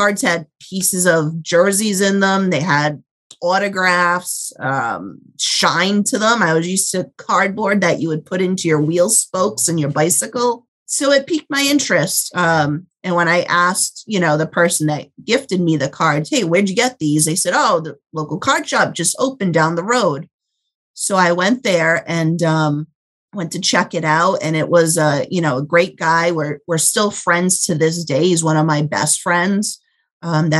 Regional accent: Rhode Island, United States; growing up in Rhode Island

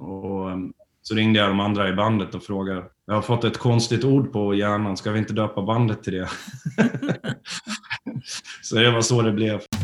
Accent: Borlänge, Dalarna County, Sweden; moved away; vi kommer ju från Borlänge från början

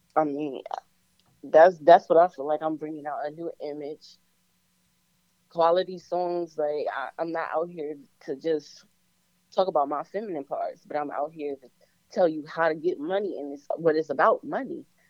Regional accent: Virginia, United States; I'm an artist from Virginia.

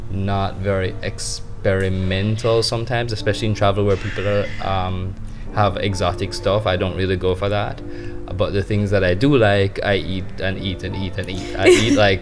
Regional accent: Jamaica; I define myself as a Jamaican traveling the world

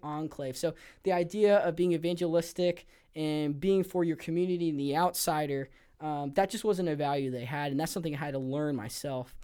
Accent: Los Angeles, California, United States; I grew up in the Los Angeles area of San Gabriel Valley, San Gabriel Valley of Los Angeles

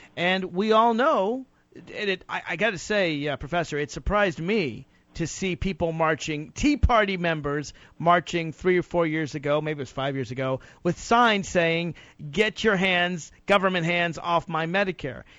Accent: Virginia, United States; my home state of Virginia

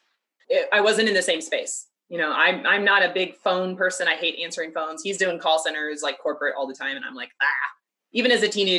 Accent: Kansas City, Missouri, United States; I'm from Kansas City

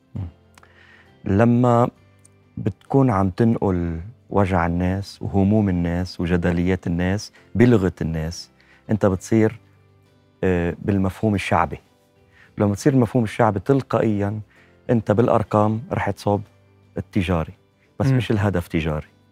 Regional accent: Lebanon; أنا من متابعينكم من لبنان

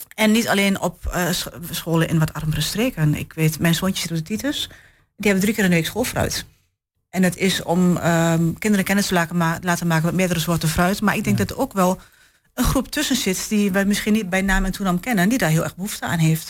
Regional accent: Enschede, Overijssel, Netherlands; now in Hengelo, Netherlands; geboren getogen in Enschede

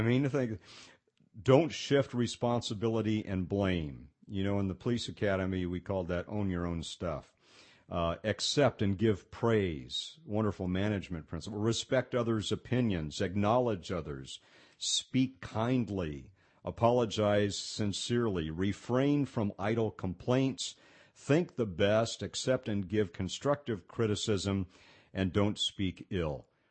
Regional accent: Pasadena, California, United States; I grew up in Pasadena, California

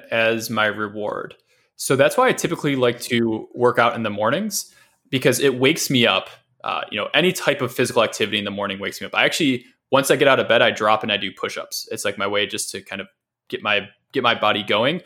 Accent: Midwest, United States; also born or lived in Dallas, Texas; now in San Francisco, United States; growing up in the Midwest

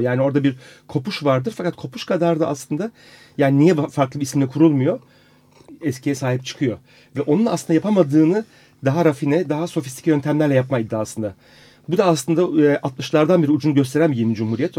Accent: Istanbul, Turkey; ben Taksim'liyim, doğma büyüme Taksim'liyim.

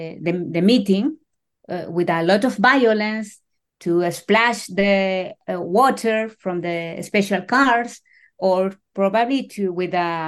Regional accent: Chile; I was born in 1974, a year later to the coup d'etat in Chile.

